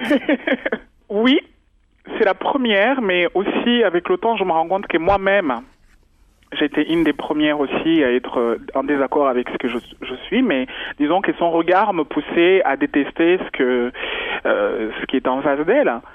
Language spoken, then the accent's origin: French; Rwanda; moved away; je suis Rwandais, euh, je suis né au Rwanda